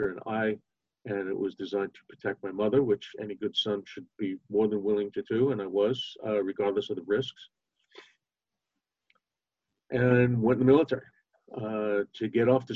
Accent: New York City, New York, United States; I grew up in Brooklyn, New York, in a fairly moderately rough neighborhood

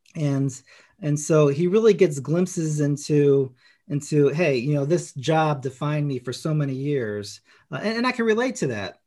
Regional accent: Chicago, Illinois, United States; I grew up in Chicago

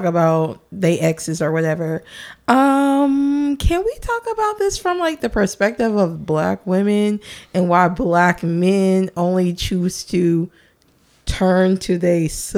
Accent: Nashville, Tennessee, United States; I grew up here in Nashville

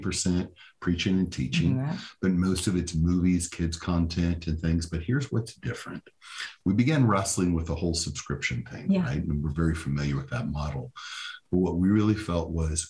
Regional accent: Southern Illinois and Western Kentucky, United States; I grew up in Southern Illinois and Western Kentucky

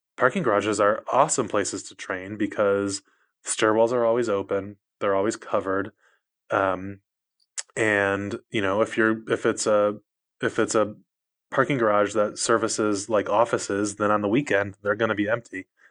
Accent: outside Detroit, Michigan, United States; moved away; also born or lived in Los Angeles, United States; I grew up outside Detroit

